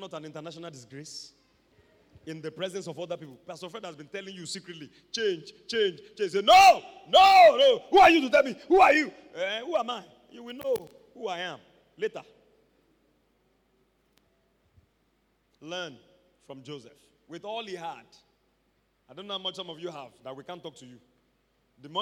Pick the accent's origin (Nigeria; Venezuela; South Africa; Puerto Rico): Nigeria; Ibadan, Oyo; I grew up in Mokola